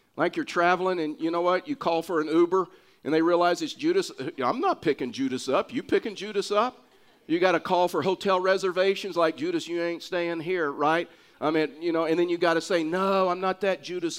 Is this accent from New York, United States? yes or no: no; Texas, United States; now in Pueblo, United States; I'm a Texan